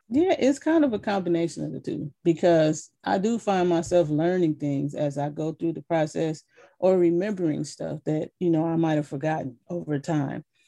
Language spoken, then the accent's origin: English; Flint, Michigan, United States; growing up in Flint